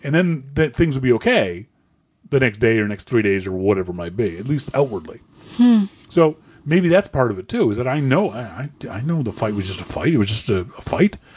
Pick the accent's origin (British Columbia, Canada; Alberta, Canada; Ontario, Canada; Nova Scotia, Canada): Nova Scotia, Canada; I'm from Nova Scotia.